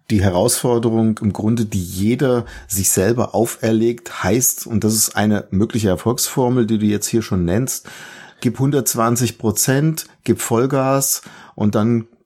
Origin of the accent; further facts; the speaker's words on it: Central Germany, Germany; Ich komme hier aus der Mitte von Deutschland